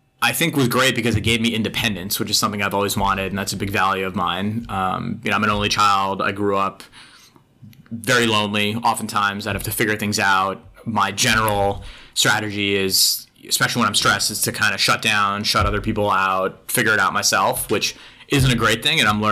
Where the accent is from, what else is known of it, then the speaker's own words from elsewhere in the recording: Long Island, New York, United States; I grew up in Long Island